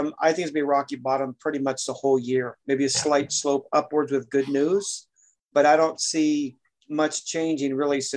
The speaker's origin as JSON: {"language": "English", "region": "Oregon", "country": "United States", "tie": "born or raised there", "said": "When I grew up in Oregon"}